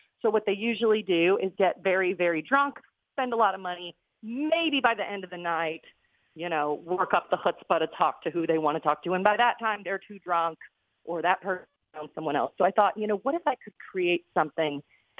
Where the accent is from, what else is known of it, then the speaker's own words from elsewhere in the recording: Odessa, Florida, United States; moved away as an adult; now in New York City, United States; So when I turned 22 years old, I moved from Odessa, Florida to New York City, got a job as a singing waitress at Ellen Stardust Diner in Times Square.